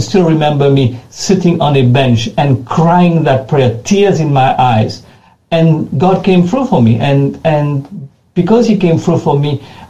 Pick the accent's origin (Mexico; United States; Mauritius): Mauritius; accent: French; moved away as an adult; also born or lived in Ghana; When I was a young man, 19 years old, I left my home country, which is Mauritius